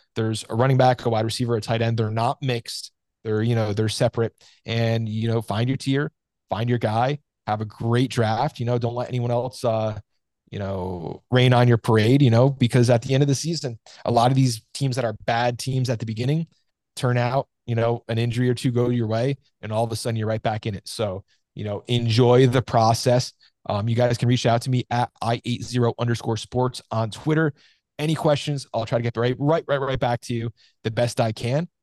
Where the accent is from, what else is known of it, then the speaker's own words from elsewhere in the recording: New Jersey, United States; I'm from New Jersey here